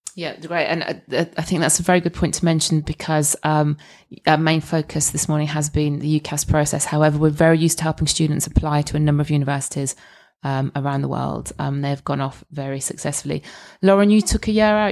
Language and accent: English; Scotland, United Kingdom; as a Scot